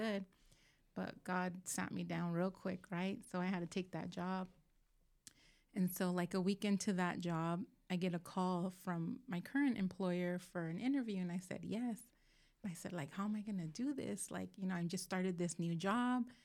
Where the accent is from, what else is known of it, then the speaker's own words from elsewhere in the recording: Moreno Valley, California, United States; also born or lived in Los Angeles County, California; I grew up in South Dalmani until, which is L A County, wi-, until I was, like, eleven, and then the rest of my life I've lived in Moreno